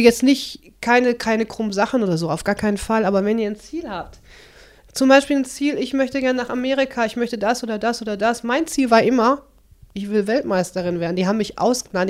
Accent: Dorsten, North Rhine-Westphalia, Germany; moved away as an adult; also born or lived in Kirchhellen; now in Bottrop, Germany; ich bin in Dorsten geboren

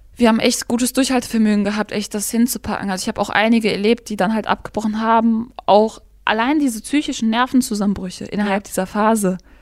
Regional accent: Gladbeck, North Rhine-Westphalia, Germany; ich komme aus Gladbeck

